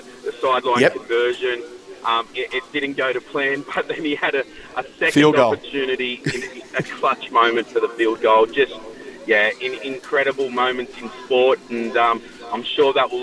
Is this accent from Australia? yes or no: yes; Australia